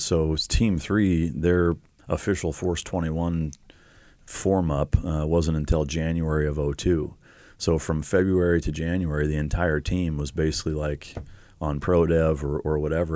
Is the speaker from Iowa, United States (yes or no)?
yes; Iowa, United States; moved away; I grew up in Iowa